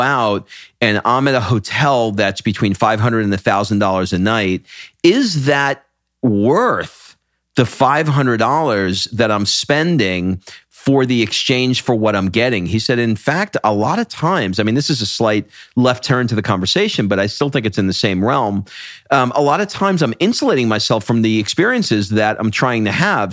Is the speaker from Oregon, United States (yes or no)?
no; New York, United States; I'm from New York